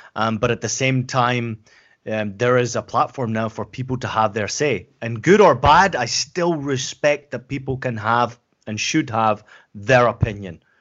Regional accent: Scotland, United Kingdom; accent: Scottish; moved away; also born or lived in San Diego, United States / Germany / Portland, United States; I grew up in Scotland, as, as I've mentioned before

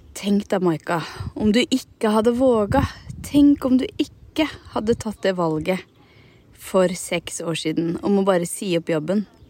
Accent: Hallingdal, Buskerud, Norway; now in Nesodden, Norway; jeg er fra Hallingdal og har vokst opp i fjellet

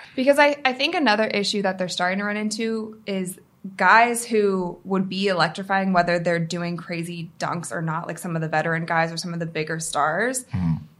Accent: Cleveland, Ohio, United States; We're in Cleveland right now. It's it's my hometown.

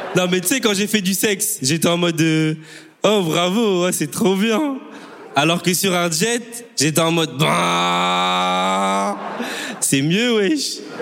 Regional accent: Bordeaux, Nouvelle-Aquitaine, France; also born or lived in Congo; je viens de Bordeaux

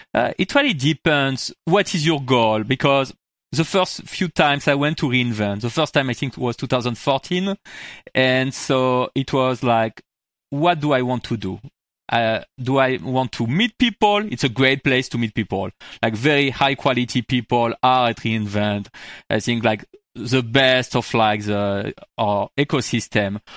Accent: France; accent: French; English is a second language; moved away as an adult; now in United States; I moved into U S, like, twelve, like fourteen years ago, actually, from France. I can, you heard it from my accent

